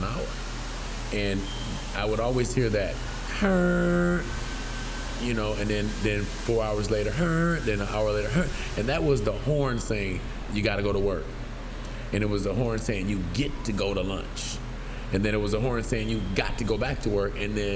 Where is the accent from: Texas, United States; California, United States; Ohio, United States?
Ohio, United States; Toledo; now in Atlanta, United States; from Toledo, Ohio